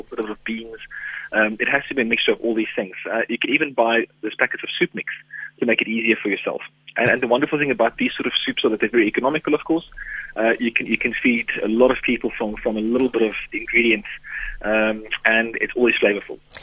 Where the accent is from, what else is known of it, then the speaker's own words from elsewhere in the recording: South Africa; as a South African